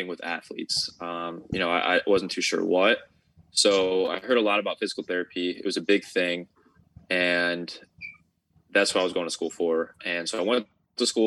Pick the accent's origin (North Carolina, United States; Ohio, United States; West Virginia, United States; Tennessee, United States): Ohio, United States; I'm from the United States, so I'm from Ohio, so it's more up north